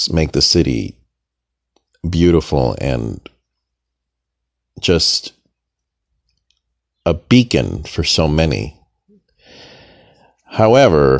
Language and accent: English; Los Angeles, California, United States; this is my hometown, Los Angeles. I was born and raised here some decades ago.